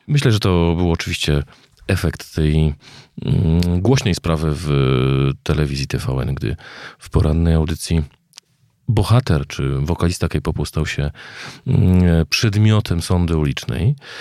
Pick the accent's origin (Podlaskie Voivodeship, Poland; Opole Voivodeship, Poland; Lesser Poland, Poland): Lesser Poland, Poland; Kraków; Ja wychowałem się w Krakowie